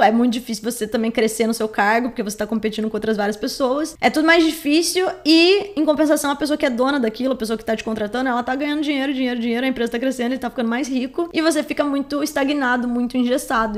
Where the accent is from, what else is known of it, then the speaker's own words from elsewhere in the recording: Caçapava, São Paulo, Brazil; A gente é de Caçapava